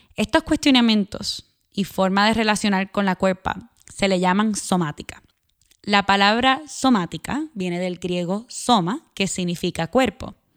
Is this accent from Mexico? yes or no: no; Puerto Rico; moved away as an adult; also born or lived in Northeastern United States; Nací y me crié en Puerto Rico, Viví en el noreste de los Estados Unidos por nueve años y regresé en el 2018.